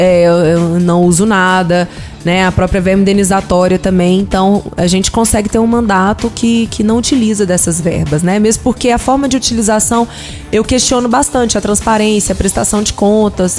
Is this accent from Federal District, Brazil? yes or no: yes; Ceilândia, Federal District, Brazil; eu cresci na Ceilândia